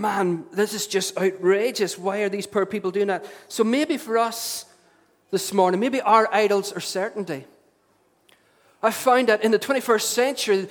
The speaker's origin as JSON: {"language": "English", "town": "Derry", "region": "Northern Ireland", "country": "United Kingdom", "tie": "born or raised there", "said": "as a young teenager growing up in Derry"}